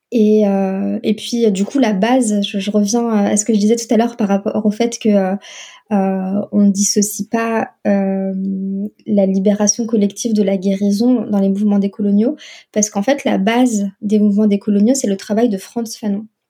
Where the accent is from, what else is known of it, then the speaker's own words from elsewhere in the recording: France; also born or lived in North Africa; j'ai grandi euh, la majeure partie de, de, mon enfance et mon adolescence en France.